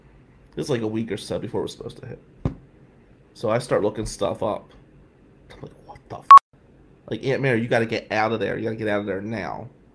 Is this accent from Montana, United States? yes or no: no; Atlantic City, New Jersey, United States; moved away as an adult; also born or lived in Ventnor, New Jersey / Lansing, Michigan; we grew up in Ducktown, Atlantic City. We grew up on 109 North Willow Avenue in Atlantic City. Look that up. You'll see where I grew up. And it wasn't pleasant.